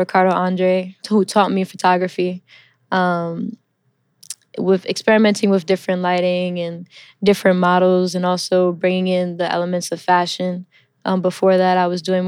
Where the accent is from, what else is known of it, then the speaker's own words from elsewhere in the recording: New York City, New York, United States; first language English; also born or lived in Milan, Italy; I'm a New York native. I'm originally from Queens, New York. I grew up here